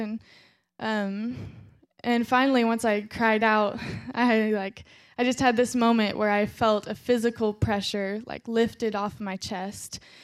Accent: Fort Scott, Kansas, United States; also born or lived in Joplin, Missouri; when I was eight years old, I moved from Joplin, Missouri to Fort Scott, Kansas

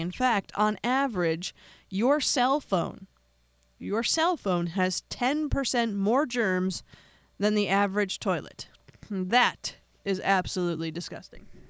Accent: United States; I am an American

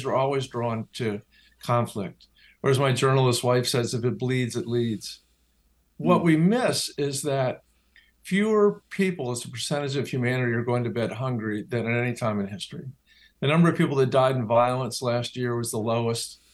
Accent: Washington, District of Columbia, United States; growing up in Washington, D.C., where politics is the cottage industry

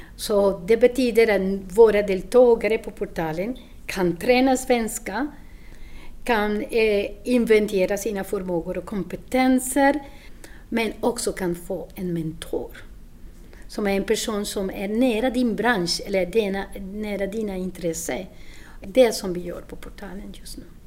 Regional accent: Colombia; Swedish is a second language; moved away as an adult; now in Sweden; Jag kommer från Colombia och jag har bott i Sverige sju år

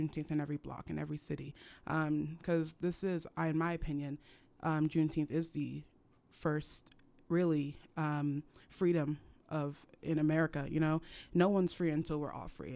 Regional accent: Cameroon; now in United States; I was raised in Cameroon

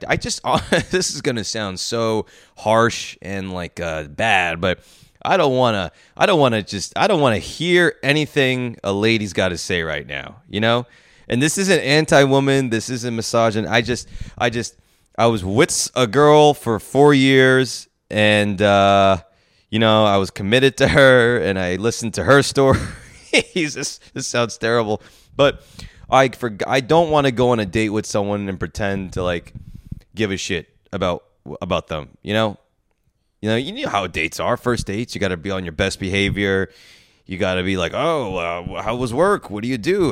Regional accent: New Jersey, United States; growing up in New Jersey

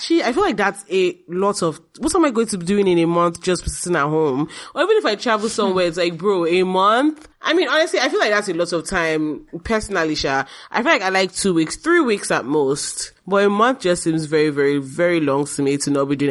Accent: Nigeria; now in Canada

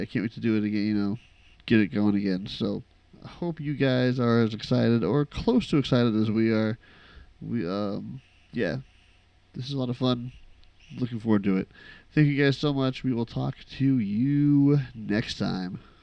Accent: Midwest, United States; we grew up in the Midwest

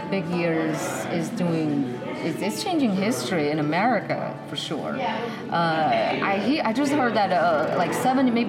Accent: Beijing, China; now in Nashville, United States; And I'm originally from Beijing, and now I live in Nashville.

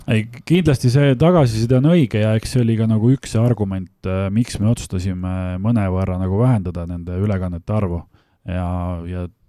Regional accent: Viimsi, Harju County, Estonia; ma olen pärin, pärit äh, Tallinna külje alt Viimsist

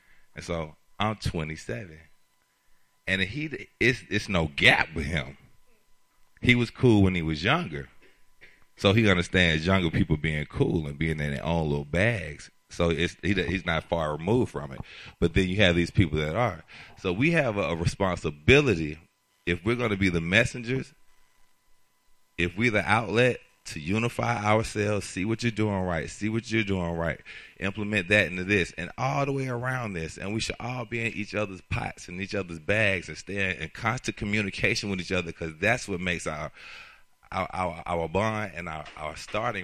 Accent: Atlanta, Georgia, United States; I'm born and raised in Atlanta.

